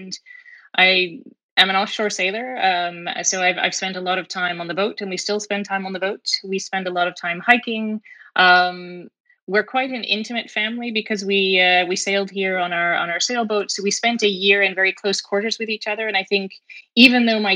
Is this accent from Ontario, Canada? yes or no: no; Fredericton, New Brunswick, Canada; also born or lived in Boston; now in Halifax, Canada; I grew up on a hobby farm, a sheep farm, just outside of Fredericton, New Brunswick.